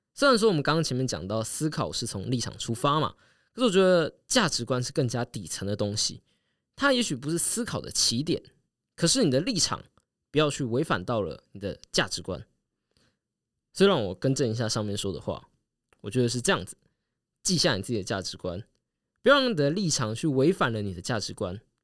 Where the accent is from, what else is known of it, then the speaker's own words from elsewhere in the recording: Taiwan; 我台湾人